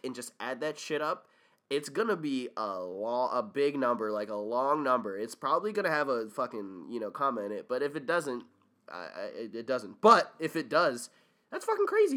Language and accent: English; Windsor, Connecticut, United States; growing up in Windsor, Connecticut